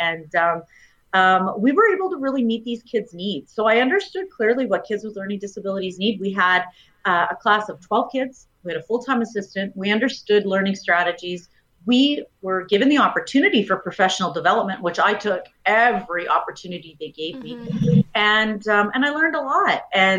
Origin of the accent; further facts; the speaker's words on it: Edmonton, Alberta, Canada; moved away as an adult; now in Kamloops, Canada; But I was born and raised in Edmonton, and very quickly after high school, I went to U of A and started my B.Ed.